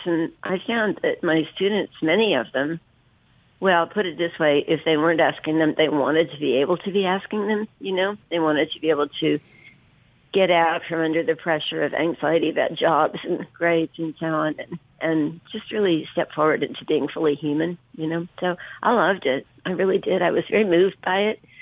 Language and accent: English; Berkeley, California, United States; moved away as an adult; also born or lived in Virginia; now in Oxford, United States; growing up in Berkeley